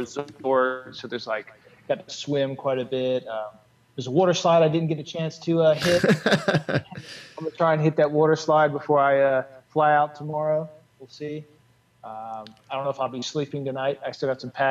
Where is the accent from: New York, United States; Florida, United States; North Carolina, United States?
North Carolina, United States; now in California, United States; I'm being from the South, North Carolina